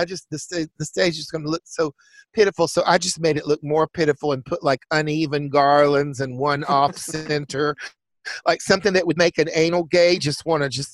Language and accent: English; Chattanooga, Tennessee, United States; moved away; also born or lived in Atlanta; I was raised in Chattanooga, Tennessee